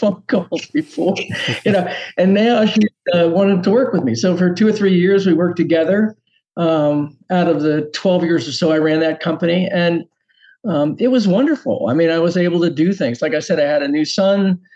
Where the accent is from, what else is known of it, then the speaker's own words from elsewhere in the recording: Washington, District of Columbia, United States; I grew up in Washington, D.C.